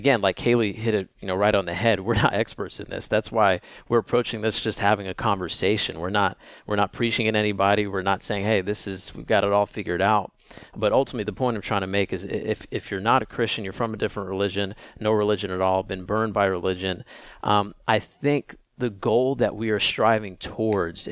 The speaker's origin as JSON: {"language": "English", "town": "Oak Ridge", "region": "Tennessee", "country": "United States", "tie": "born or raised there", "said": "I grew up just outside of Knoxville in a town called Oak Ridge, Tennessee"}